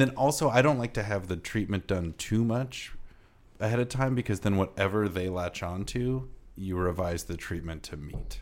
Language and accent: English; Iowa, United States; I'm from Iowa and Midwestern